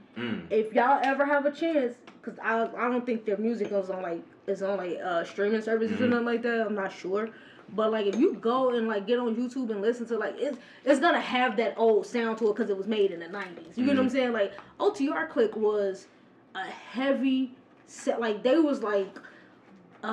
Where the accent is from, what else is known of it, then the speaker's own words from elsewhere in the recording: Midwest, United States; I'm from the Midwest. I need to sound like that when I rap